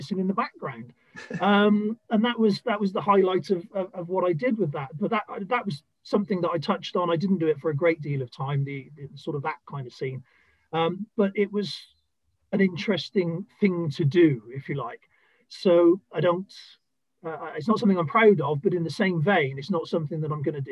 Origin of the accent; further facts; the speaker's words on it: South Wales, United Kingdom; moved away as an adult; also born or lived in Bristol; I was originally born in a small town in South Wales